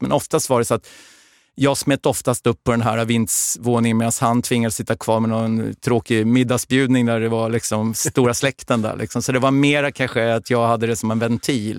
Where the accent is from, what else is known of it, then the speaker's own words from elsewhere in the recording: Stockholm, Stockholm County, Sweden; jag är ju eh, då född och uppvuxen i södra Stockholm